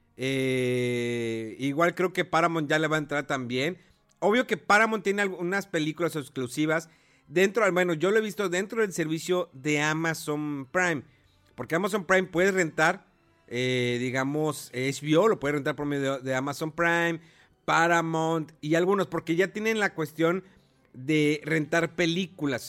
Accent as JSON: {"language": "Spanish", "area": "Cerro de la Silla", "region": "Nuevo León", "country": "Mexico", "tie": "born or raised there", "said": "Yo vivía anteriormente toda mi infancia, adolescencia por el Cerro de la Silla, que es un lugar, pues es un cerro enemático del estado de Nuevo León"}